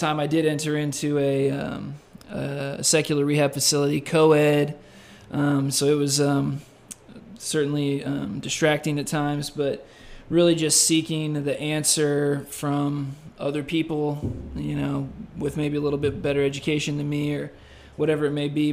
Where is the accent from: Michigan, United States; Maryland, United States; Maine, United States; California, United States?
California, United States; San Diego; moved away as an adult; I am from San Diego, California, and made my way out here 10 weeks ago and 2 days